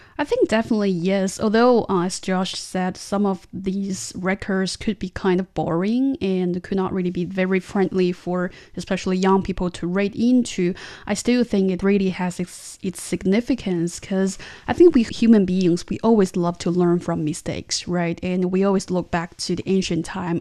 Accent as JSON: {"language": "English", "region": "Tianjin", "country": "China", "tie": "born or raised there", "said": "my hometown city, it does have a long history"}